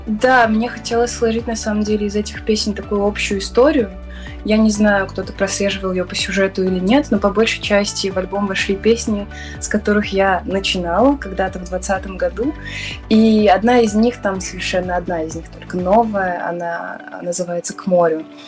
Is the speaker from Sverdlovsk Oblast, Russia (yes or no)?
no; Samara, Samara Oblast, Russia; мой родной город Самара